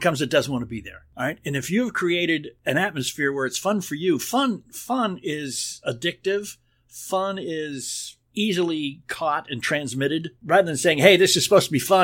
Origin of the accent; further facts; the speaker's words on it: New England, United States; when I was a kid growing up in New England